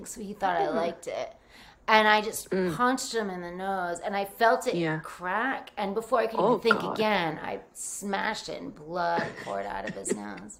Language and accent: English; Rhode Island, United States; also born or lived in New Jersey; I grew up in Rhode Island, which is just like Jersey in so many ways